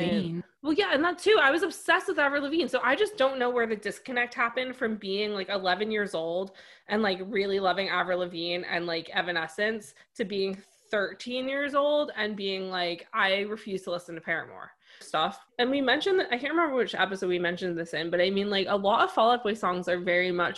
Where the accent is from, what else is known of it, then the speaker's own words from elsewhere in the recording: United States; I grew up like right outside New York City